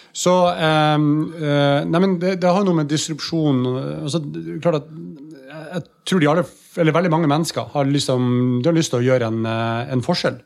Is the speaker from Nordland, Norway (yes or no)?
yes; Bodø, Nordland, Norway; moved away; Det kunne vi ikke i Bodø